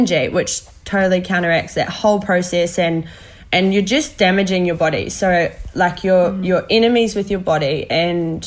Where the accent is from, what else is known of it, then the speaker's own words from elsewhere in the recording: New Zealand; I'm a Kiwi girl